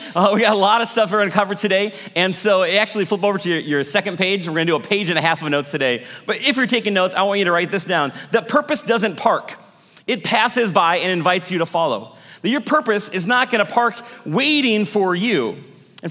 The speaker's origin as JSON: {"language": "English", "town": "Maple Grove", "region": "Minnesota", "country": "United States", "tie": "born or raised there", "moved": "as an adult", "said": "let's start this church in Maple Grove where I grew up"}